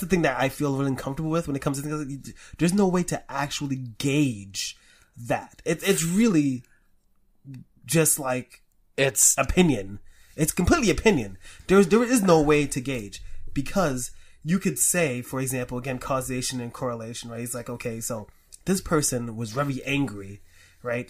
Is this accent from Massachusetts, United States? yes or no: no; New York City, New York, United States; I grew up in the Bronx.